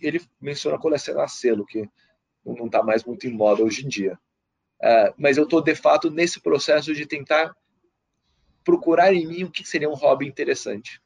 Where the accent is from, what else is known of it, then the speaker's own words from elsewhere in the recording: Brazil; eu como brasileiro